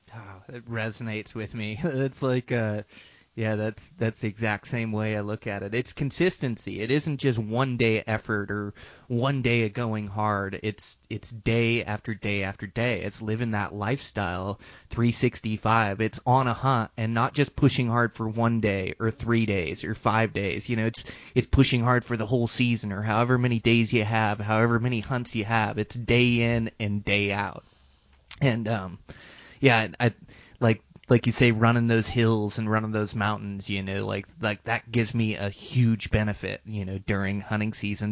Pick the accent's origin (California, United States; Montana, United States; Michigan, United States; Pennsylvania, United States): Montana, United States; my home state of Montana